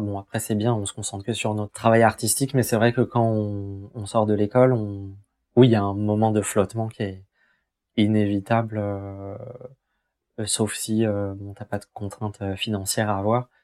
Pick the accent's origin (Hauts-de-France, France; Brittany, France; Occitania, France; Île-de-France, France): Île-de-France, France; Essonne; je suis originaire de, d'Essonne. Euh, j'ai toujours habité, euh, du coup, euh, en banlieue sud de Paris